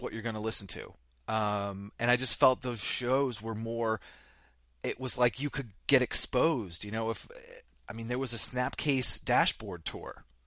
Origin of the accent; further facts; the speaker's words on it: Vermont, United States; I grew up in Vermont